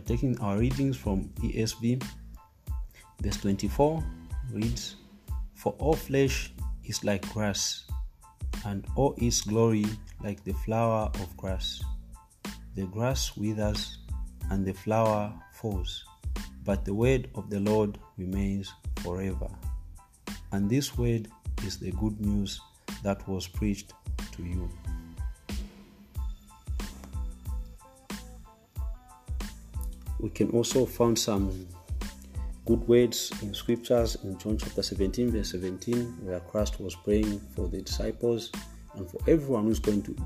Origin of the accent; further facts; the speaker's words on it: Zambia; I came from Zambia, Africa.